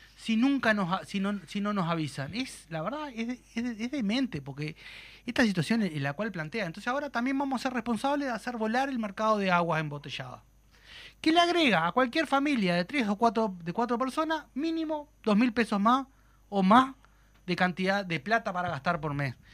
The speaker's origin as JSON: {"language": "Spanish", "country": "Uruguay"}